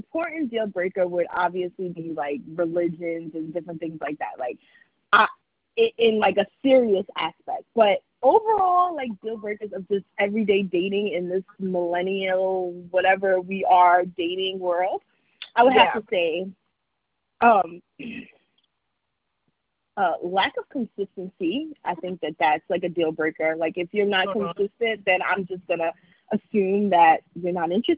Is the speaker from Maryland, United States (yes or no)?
no; New York City, New York, United States; I'm from Staten Island